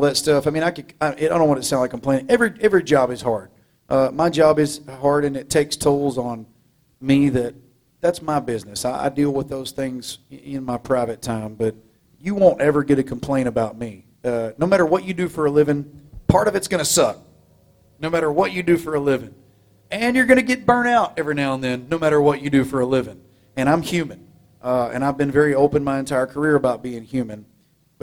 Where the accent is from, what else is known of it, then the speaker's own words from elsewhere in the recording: Groveton, Texas, United States; I'm from Groveton